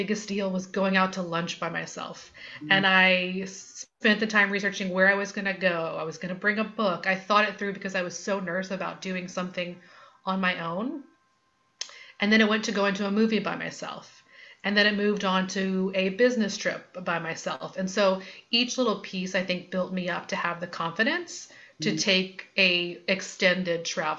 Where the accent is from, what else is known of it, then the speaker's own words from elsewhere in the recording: New Orleans, Louisiana, United States; moved away; I'm tuning in from New Orleans, Louisiana, where I was born and raised and have recently moved back